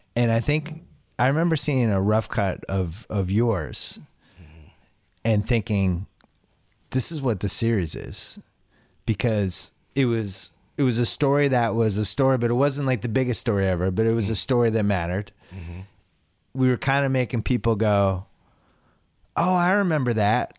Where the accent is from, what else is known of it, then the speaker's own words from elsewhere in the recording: Boston, Massachusetts, United States; I grew up in Boston